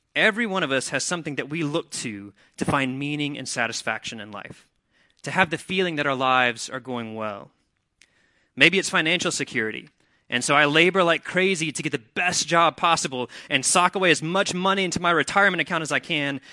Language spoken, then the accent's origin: English; Mississippi, United States; now in Wilmington, United States; I'm from Mississippi